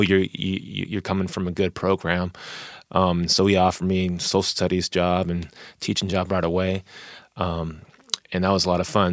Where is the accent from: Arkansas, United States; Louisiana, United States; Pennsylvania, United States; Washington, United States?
Washington, United States; Tacoma; born or raised there; also born or lived in Wichita, Kansas